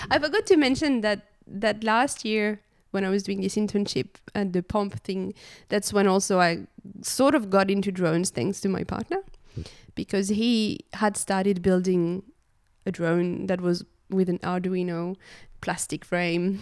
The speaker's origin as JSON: {"language": "English", "country": "France", "tie": "born or raised there", "moved": "yes", "said": "so I was born in France. Um, I grew up in the country, not really, like, in big cities"}